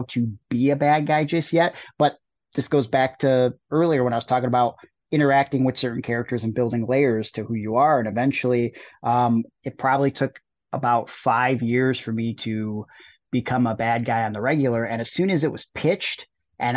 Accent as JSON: {"language": "English", "town": "Cleveland", "region": "Ohio", "country": "United States", "tie": "born or raised there", "moved": "yes"}